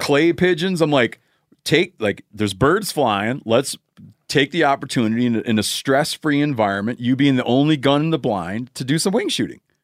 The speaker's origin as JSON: {"language": "English", "region": "Michigan", "country": "United States", "tie": "born or raised there", "moved": "yes", "said": "my home state of Michigan"}